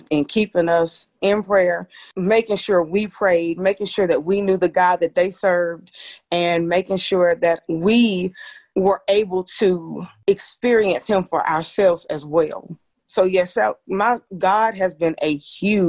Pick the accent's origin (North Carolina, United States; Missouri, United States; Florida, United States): North Carolina, United States; Rockingham; moved away as an adult; now in Greensboro, United States; you and I are from Rockingham, North Carolina